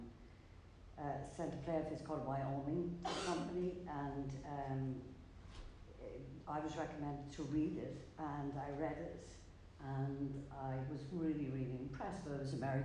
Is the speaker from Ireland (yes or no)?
yes; County Roscommon, Connacht, Ireland; now in Galway, Ireland; I'm from Ballantrine County, Roscommon, but lived the longest length of my life in Galway